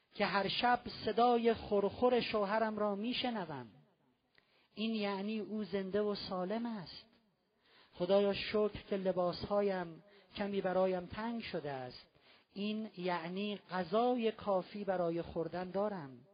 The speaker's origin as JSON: {"language": "Persian", "country": "Iran", "said": "ما ایرانی هستیم توی ایران زندگی میکنیم"}